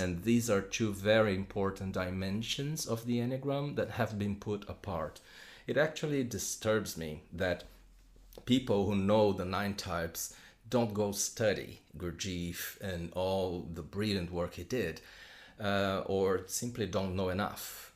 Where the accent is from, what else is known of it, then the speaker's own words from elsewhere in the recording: São Paulo, Brazil; moved away as an adult; now in London, United Kingdom; I am from Brazil, from Sao Paulo. Uh, although right now I live in London with my wife and kids uh, since two- 2016